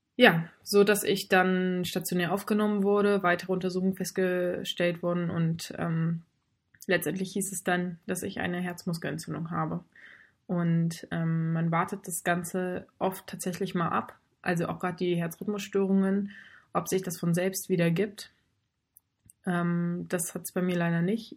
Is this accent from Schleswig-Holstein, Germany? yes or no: yes; Baltic coast near Fehmarn, Schleswig-Holstein, Germany; moved away as an adult; also born or lived in North Rhine-Westphalia / Lübeck; now in Hamburg, Germany; davor bin ich halt an der Ostsee bei Fehmarn groß geworden und komme gebürtig aus Nordrhein-Westfalen